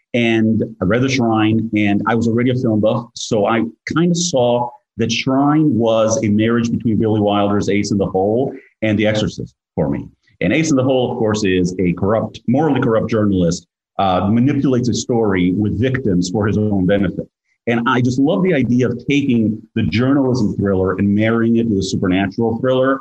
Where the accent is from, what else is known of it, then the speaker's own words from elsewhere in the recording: Greece; moved away; I grew up in Greece